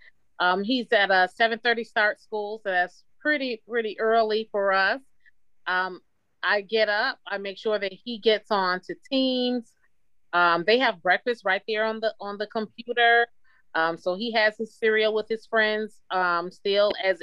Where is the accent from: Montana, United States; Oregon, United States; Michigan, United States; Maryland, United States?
Michigan, United States; Detroit; I'm a lifelong Detroiter. Born and raised in Detroit, went to school in Detroit, work and continue to live in Detroit